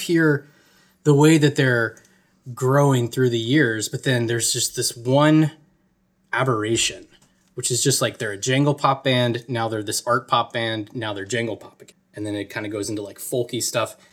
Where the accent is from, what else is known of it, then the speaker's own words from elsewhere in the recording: Atlanta, Georgia, United States; I'm from Atlanta or outside of Atlanta